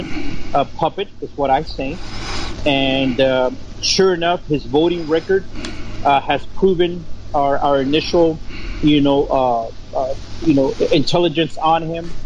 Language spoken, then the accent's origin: English; Alamo, Texas, United States; also born or lived in McAllen, Texas / El Paso, Texas; I was born and raised in South Texas, born in McAllen and raised in Alamo, which is, you know, pretty much the tip of Texas. And when I was 12, my dad moved us to El Paso, Texas